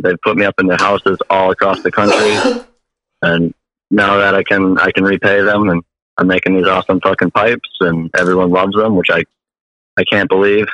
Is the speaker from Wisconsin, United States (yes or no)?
yes; Milwaukee, Wisconsin, United States; I'm from Milwaukee.